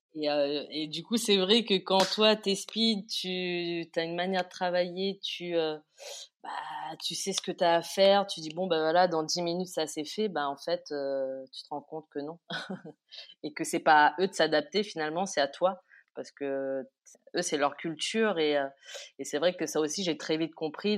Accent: Réunion; La culture réunionnaise m'a beaucoup aidé

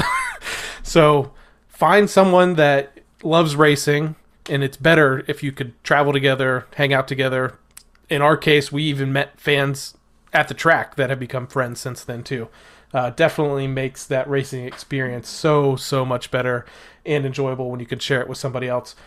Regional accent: Ohio, United States; moved away; I grew up in Ohio

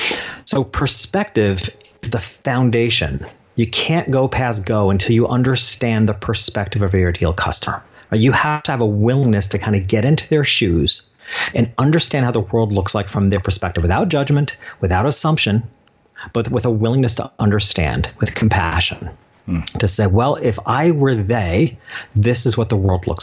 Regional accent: New York, United States; my hometown, this little country town 2 hours north of New York City

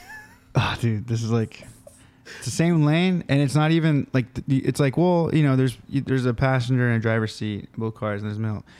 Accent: California, United States; We're from California

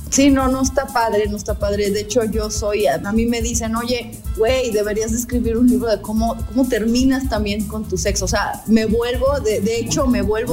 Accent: Puebla, Mexico; also born or lived in Playa del Carmen / Tulum; aquí en Puebla, que somos conservadores con los chiles en Nogada y somos conservadores con todo

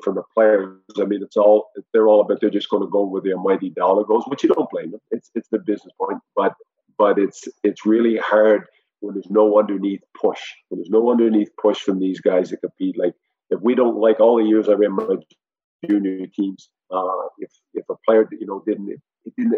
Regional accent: Prince Edward Island, Canada; now in Vienna, Austria; coming from PEI

